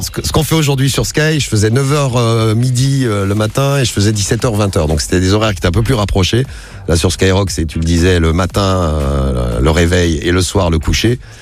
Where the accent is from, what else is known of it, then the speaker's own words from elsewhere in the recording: Roche-la-Molière, Auvergne-Rhône-Alpes, France; moved away as an adult; also born or lived in Firminy / Saint-Étienne; now in Paris, France; J'habite à, Roche-la-Molière et sinon je suis né à Firmini, je suis un aplou